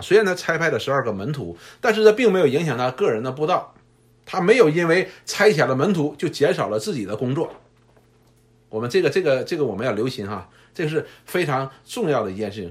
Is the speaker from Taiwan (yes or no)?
no; China; 我们中国人